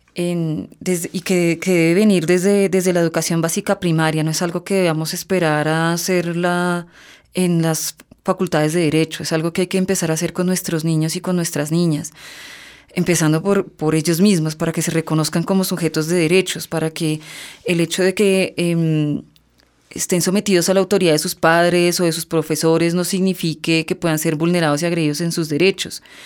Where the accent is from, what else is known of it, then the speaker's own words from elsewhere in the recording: Colombia; nosotros como colombianos